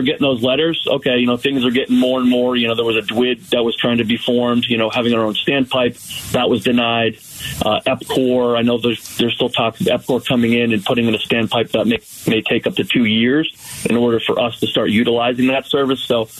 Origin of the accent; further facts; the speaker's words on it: Massachusetts, United States; moved away as an adult; now in Rio Verde, United States; I'm from Massachusetts. So originally, you know, I've had well water my entire life